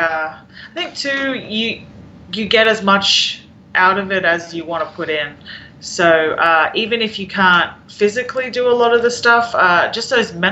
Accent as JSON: {"language": "English", "country": "Australia", "moved": "yes", "lives_now": "Kansas City, United States", "said": "I'm Australian"}